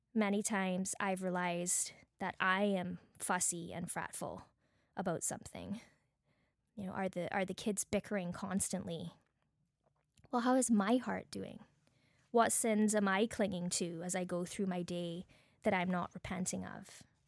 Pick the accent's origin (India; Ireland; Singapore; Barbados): Barbados; accent: Bajan; now in Canada; my Bajan accent